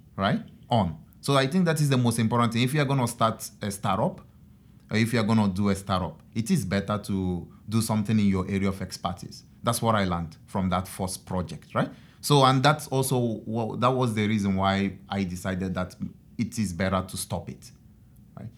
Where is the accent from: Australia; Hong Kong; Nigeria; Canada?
Nigeria; moved away as an adult; now in Japan; I'm from Nigeria